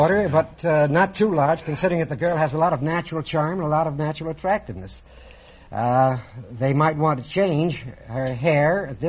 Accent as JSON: {"language": "English", "town": "New York City", "region": "New York", "country": "United States", "moved": "yes", "said": "Originally from the Bronx, New York, Groucho, but I've been out. I've been here for 26 years."}